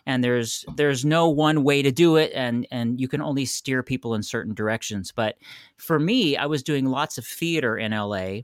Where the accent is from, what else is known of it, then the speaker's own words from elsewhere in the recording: San Francisco, California, United States; moved away as an adult; also born or lived in Los Angeles; I'm from San Francisco, and I moved to L